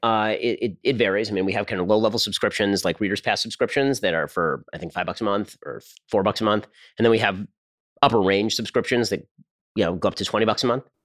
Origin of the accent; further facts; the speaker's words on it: Burbank, California, United States; I grew up in Burbank, California